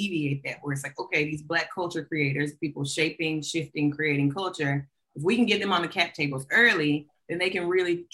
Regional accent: Montgomery, Alabama, United States; I'm from Alabama.

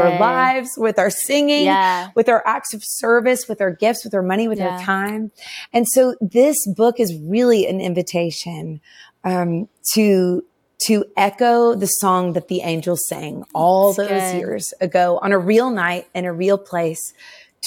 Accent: Nashville, Tennessee, United States; I grew up in Nashville.

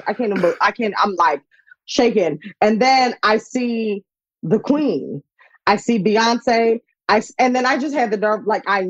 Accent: New Jersey, United States; also born or lived in Philadelphia / Coventry; I'm from New Jersey

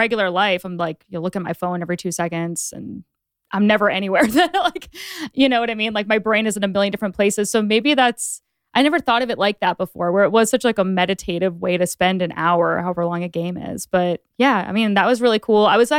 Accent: Sandwich, Massachusetts, United States; Sandwich, Massachusetts.

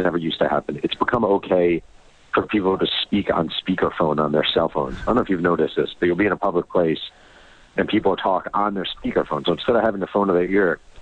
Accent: New York, United States; I grew up in New York. I was 14 in 1986

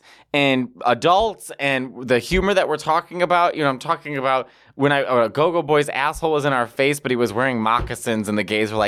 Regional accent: Midwest, United States; I'm from the Midwest.

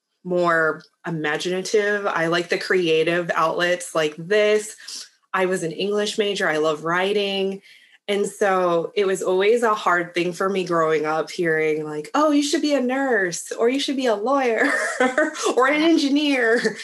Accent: United States; I was born here in the States.

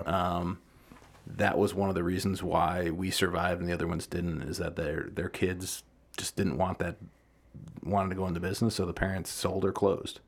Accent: Deerfield, Illinois, United States; I grew up in Deerfield.

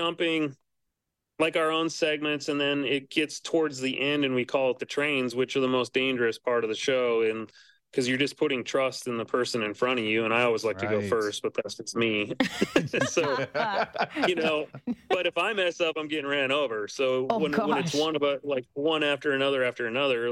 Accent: Montana, United States; I was born and raised in Montana.

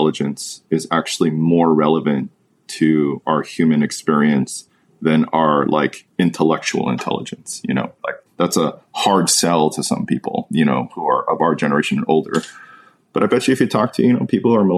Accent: United States; someone who's born in the United States, has lived here my whole life

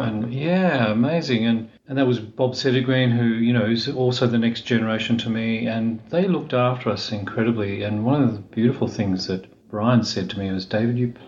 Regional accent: Melbourne, Victoria, Australia; moved away as an adult; now in Sydney, Australia; I was born in Melbourne

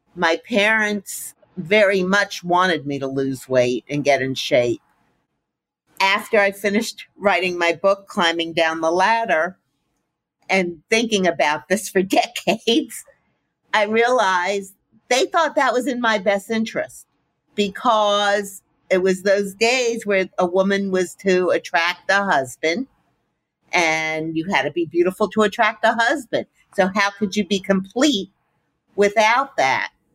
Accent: Miami, Florida, United States; I grew up in Miami

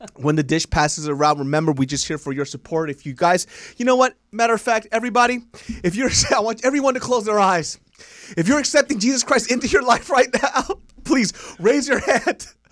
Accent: Sacramento, California, United States; I'm from Sacramento

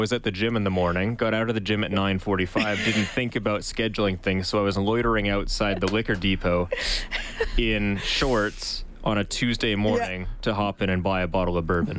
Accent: Vancouver, British Columbia, Canada; I thought the opposite. I came from Vancouver

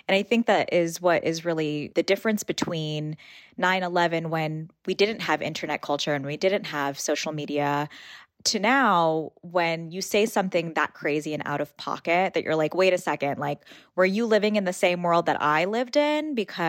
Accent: Port St. Lucie, Florida, United States; the mosque that I grew up closest to in Port St. Lucie, Florida.

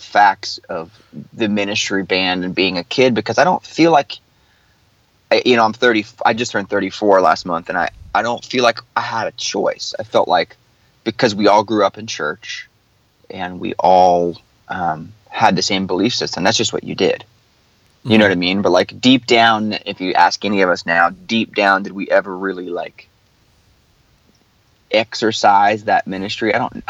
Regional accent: the South, United States; especially growing up in the South, like we all did

